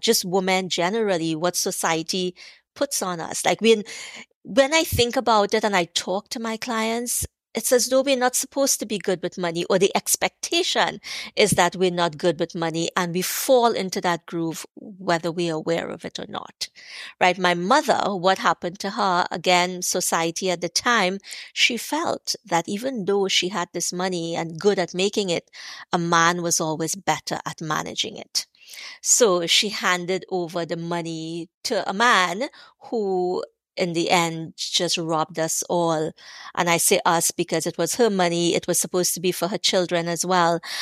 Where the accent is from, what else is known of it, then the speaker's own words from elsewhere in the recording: Trinidad & Tobago; growing up in Trinidad, growing up poor